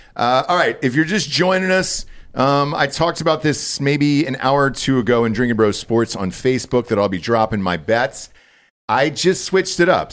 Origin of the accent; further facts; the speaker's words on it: Georgia, United States; I'm from Georgia.